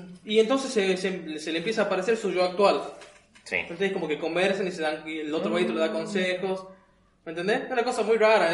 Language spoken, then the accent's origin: Spanish; Argentina; así somos argentinos